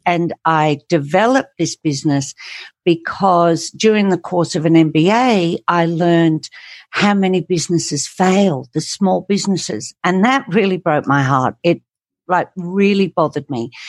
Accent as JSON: {"language": "English", "region": "England", "country": "United Kingdom", "tie": "born or raised there", "said": "I grew up in England"}